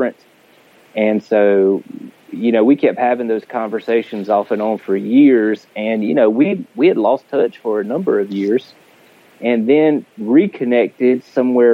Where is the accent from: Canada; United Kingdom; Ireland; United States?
United States; Middle Georgia; Born and raised in Middle Georgia